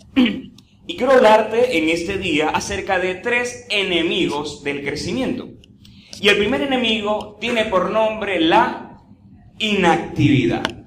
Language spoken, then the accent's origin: Spanish; Venezuela; En estos tiempos que vivimos como venezolanos